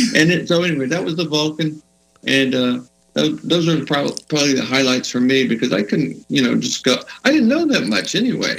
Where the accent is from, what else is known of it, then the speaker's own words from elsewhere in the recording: Johnson City, Texas, United States; also born or lived in Fredericksburg, Texas; now in Austin, United States; I grew up in Johnson City, Texas.